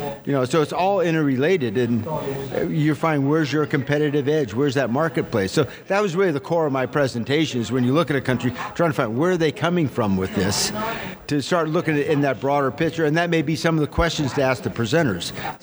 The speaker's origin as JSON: {"language": "English", "region": "California", "country": "United States", "tie": "born or raised there", "said": "I grew up in Lake Tahoe"}